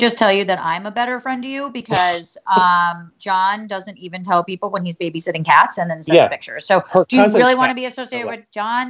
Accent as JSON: {"language": "English", "region": "New Jersey", "country": "United States", "tie": "born or raised there", "moved": "as an adult", "lives_now": "New York City, United States", "said": "I grew up in the suburbs of Manhattan. I've lived in New York for 10 years. Like I grew up in Jersey"}